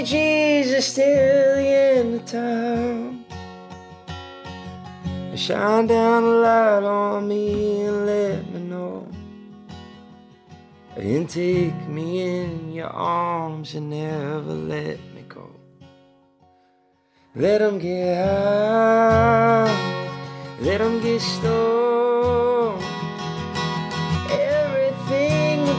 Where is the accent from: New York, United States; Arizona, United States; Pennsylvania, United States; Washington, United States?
Pennsylvania, United States; Philadelphia; I grew up in Philly